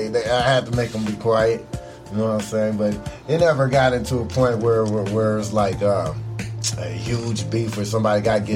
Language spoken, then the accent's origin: English; Phoenix, Arizona, United States; You know, so growing up in that era and stuff, and looking at it, think about gang culture now and stuff